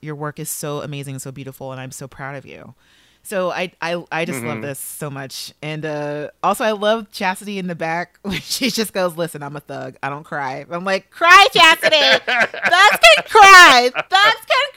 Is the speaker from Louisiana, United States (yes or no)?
no; Los Angeles, California, United States; I am from South LA. I will say, you know, I'm from that part